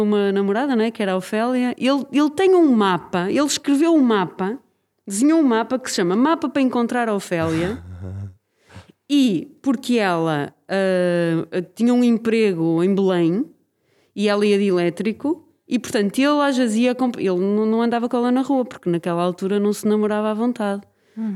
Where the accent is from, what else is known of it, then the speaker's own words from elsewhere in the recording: Braga, Norte, Portugal; now in Lisbon, Portugal; Quer dizer, eu sou de Braga, mas. Sou de Braga? Eu neste momento não sou, sou mais de Lisboa do que sou de Braga